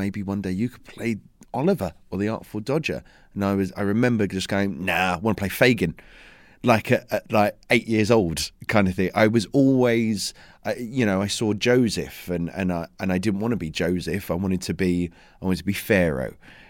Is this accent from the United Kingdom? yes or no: yes; London, United Kingdom; Yeah, I'm a Londoner, yeah, Essex boy.